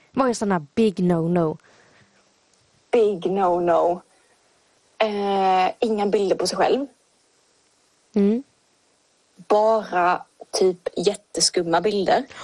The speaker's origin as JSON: {"language": "Swedish", "country": "Sweden", "accent": "mix of Scanian and Småland dialects", "said": "Jag tycker mer att jag har en blandning mellan skånska och småländska. Alltså, och att min skånska inte är så grov."}